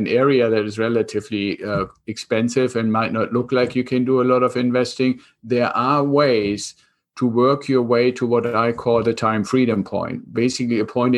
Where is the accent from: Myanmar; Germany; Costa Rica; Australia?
Germany; accent: German; English is a second language; moved away as an adult; now in United States; I'm originally from Germany, kept some of the accent still. I came over to the United States 26 years ago with the Air Force